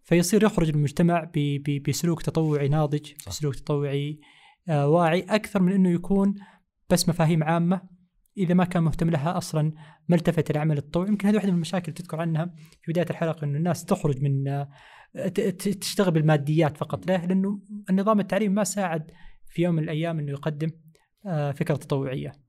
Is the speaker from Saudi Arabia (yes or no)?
yes; Saudi Arabia; هنا عندنا في السعودية